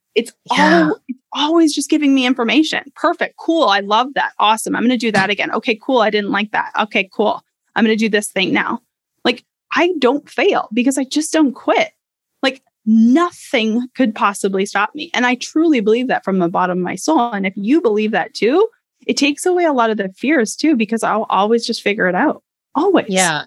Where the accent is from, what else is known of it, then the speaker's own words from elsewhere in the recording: Canada; I grew up in Canada.